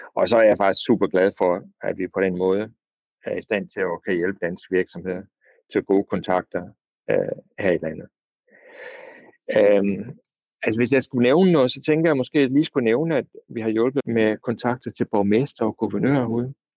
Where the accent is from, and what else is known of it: Denmark; moved away as an adult; now in South Korea